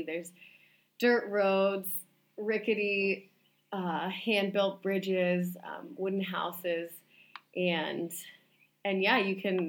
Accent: Vermont, United States; also born or lived in Salt Lake City, Utah; But I grew up in Vermont. I moved there when I was two. So that's where all my upbringing was in a small town in Vermont

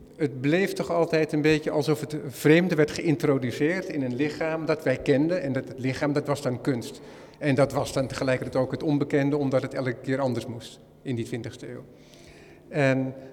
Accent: Netherlands; als Hollander

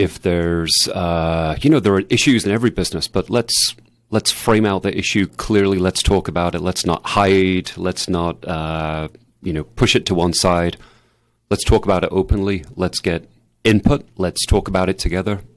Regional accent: England, United Kingdom; moved away; I grew up in England

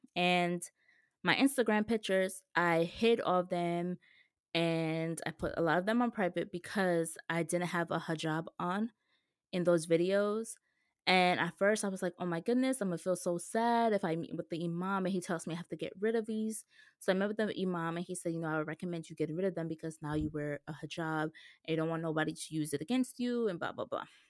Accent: New York, United States; a woman from New York

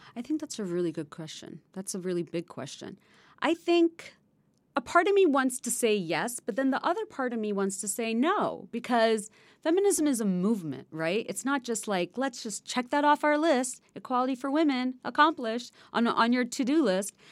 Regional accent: Bangladesh; now in United States; when I was growing up in Bangladesh

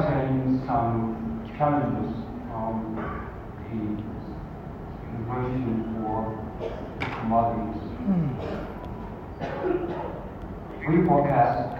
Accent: Zhejiang, China; moved away as an adult; now in South Africa; Zhejiang is also my hometown

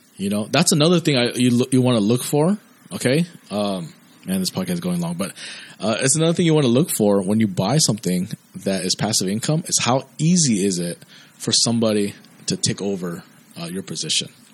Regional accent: United States; been born and raised in America

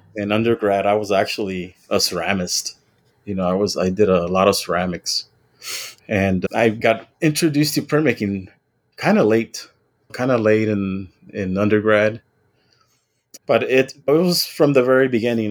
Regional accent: Weslaco, Texas, United States; also born or lived in Nuevo Progreso, Mexico / Kingsville, Texas; I'm originally from the Rio Grande Valley. I was born in West Loco, Texas, and I grew up on both sides of the border

